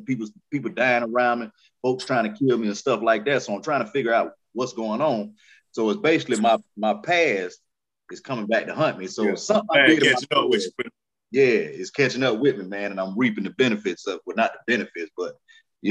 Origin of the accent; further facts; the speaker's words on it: Hattiesburg, Mississippi, United States; also born or lived in Florida; now in Jacksonville, United States; I'm really from Mississippi, man, you know what I'm saying, Hattiesburg